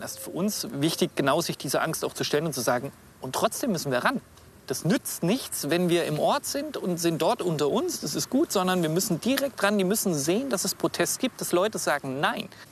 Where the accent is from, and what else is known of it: Themar, Thuringia, Germany; born or raised there